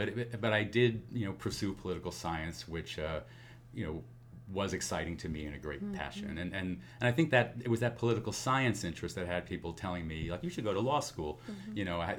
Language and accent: English; New York City, New York, United States; I grew up on Staten Island. In a working class neighborhood